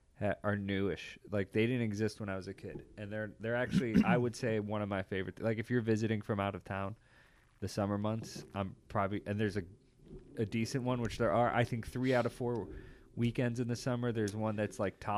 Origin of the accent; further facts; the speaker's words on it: Illinois, United States; growing up in Illinois, where we lived when it was the middle of the country, it was right off this river.